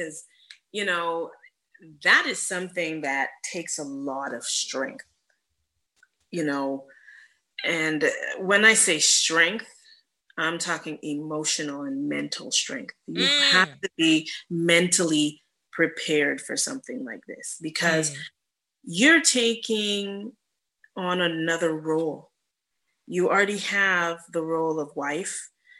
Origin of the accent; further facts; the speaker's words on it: Toronto, Ontario, Canada; also born or lived in Atlanta, United States / New York, United States; now in Houston, United States; I'm from the North, I'm from Canada.